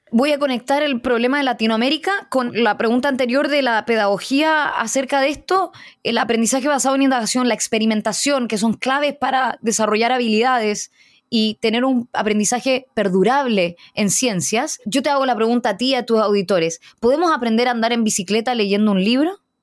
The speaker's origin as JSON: {"language": "Spanish", "country": "Chile", "said": "Soy chilena, hija de inmigrantes indios"}